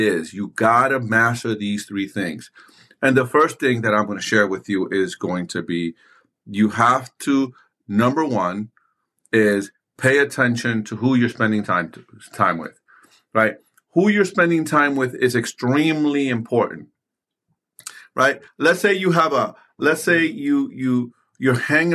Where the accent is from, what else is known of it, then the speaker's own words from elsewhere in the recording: New York City, New York, United States; I grew up in New York City in the early 90s, late 80s, playing basketball in the streets.